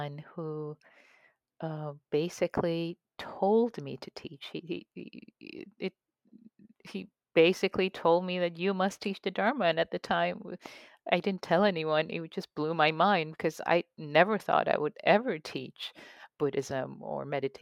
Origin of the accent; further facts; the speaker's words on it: Tehran, Tehran Province, Iran; moved away; ever since I was a kid, growing up in Tehran, Iran. I used to read poetry of Rumi and Hafez in Farsi